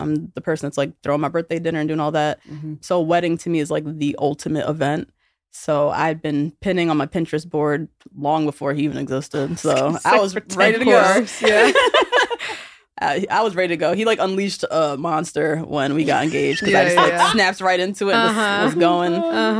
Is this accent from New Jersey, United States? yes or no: yes; New Jersey, United States; now in New York, United States; So I moved to New York from New Jersey. It's not very far, but I was like 23.